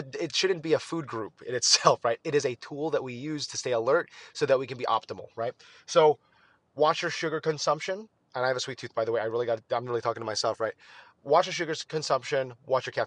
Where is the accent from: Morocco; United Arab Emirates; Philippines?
Philippines; as a Filipino